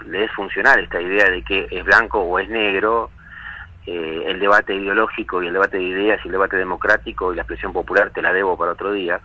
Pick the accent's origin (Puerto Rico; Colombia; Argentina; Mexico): Argentina; los argentinos